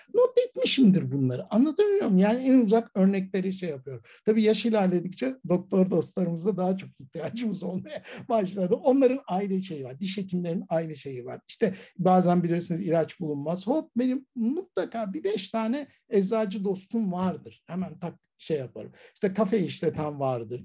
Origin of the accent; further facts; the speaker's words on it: Istanbul, Turkey; ben Ataköylüyüm